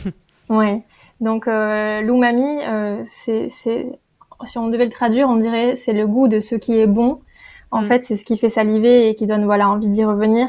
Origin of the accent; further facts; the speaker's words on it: Perpignan, Occitania, France; j'ai grandi à Perpignan dans le sud